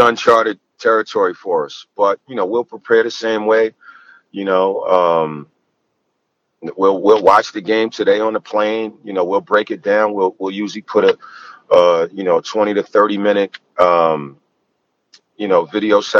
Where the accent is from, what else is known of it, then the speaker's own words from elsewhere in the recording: New York City, New York, United States; moved away; I grew up in New York City